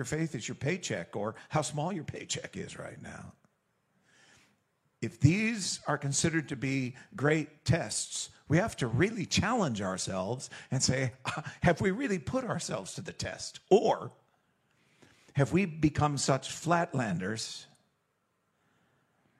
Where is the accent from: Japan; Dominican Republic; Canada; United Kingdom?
Canada; Eastern Canada; also born or lived in Southern United States; now in United States; I've been in the South for a while. I'm developing a whole new language. Born and raised in Eastern Canada